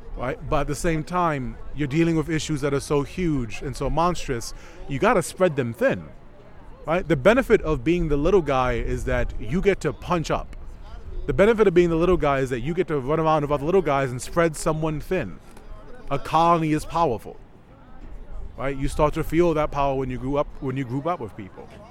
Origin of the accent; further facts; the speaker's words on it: New York City, New York, United States; I am from the South Bronx